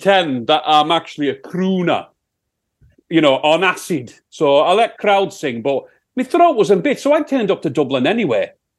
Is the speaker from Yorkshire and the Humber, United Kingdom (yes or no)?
yes; Yorkshire and the Humber, United Kingdom; accent: Sheffield; That's my Sheffield accent, I think.